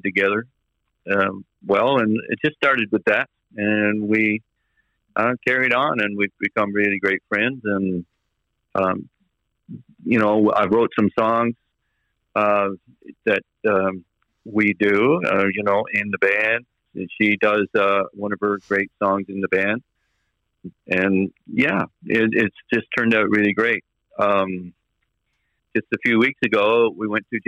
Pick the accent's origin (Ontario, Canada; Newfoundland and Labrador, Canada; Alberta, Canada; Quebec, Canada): Newfoundland and Labrador, Canada; Burgeo; also born or lived in Francois, Newfoundland and Labrador / Ramea, Newfoundland and Labrador; Burgio is really my hometown. It's where I really grew up in my mind.